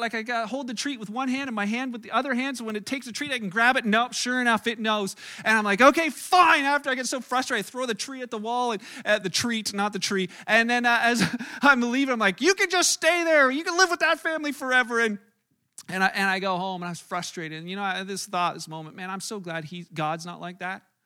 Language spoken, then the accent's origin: English; Canada; as a Canadian